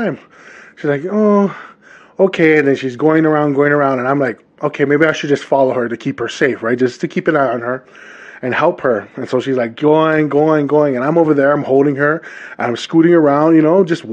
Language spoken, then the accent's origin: English; Hawaii, United States; now in Utah, United States; Born and raised in the islands of Hawaii